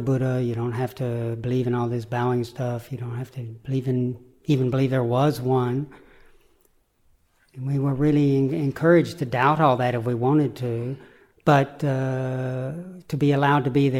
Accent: the Bible Belt, United States; growing up in the Bible Belt in America

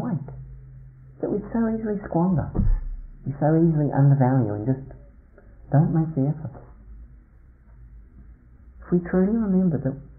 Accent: New Zealand; moved away; When I was a teenager growing up in New Zealand, as I did in the country

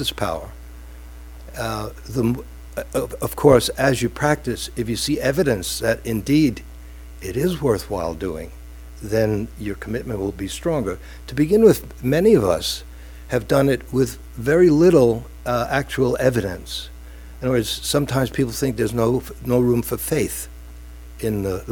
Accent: New York City, New York, United States; from Brooklyn

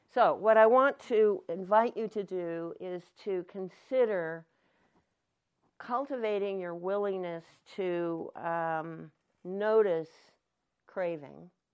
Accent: Anderson Valley, California, United States; I'm from the Anderson Valley

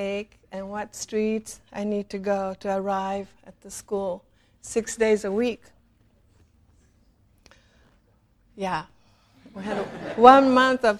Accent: Japan; moved away; When I was growing up in Japan in the 50s

